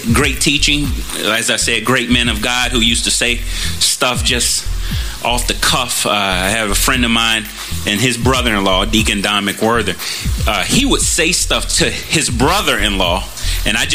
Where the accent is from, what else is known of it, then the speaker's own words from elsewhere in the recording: Chicago, Illinois, United States; moved away; I'm originally from Chicago